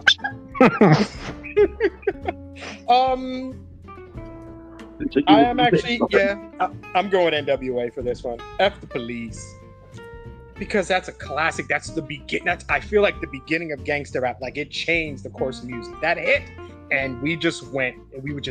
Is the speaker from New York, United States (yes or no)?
yes; Long Island, New York, United States; now in New Jersey, United States; I grew up in Long Island